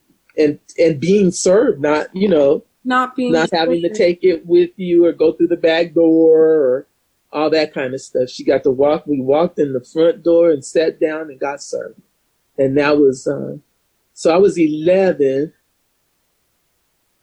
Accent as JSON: {"language": "English", "town": "Stockton", "region": "California", "country": "United States", "tie": "born or raised there", "also_born_or_lived": "Sacramento, California", "moved": "as an adult", "lives_now": "Paso Robles, United States", "said": "I grew up in Stockton, California. I was raised by my grandparents who moved to California in the 30s when my mom was a baby. They were from Lake Charles, Louisiana"}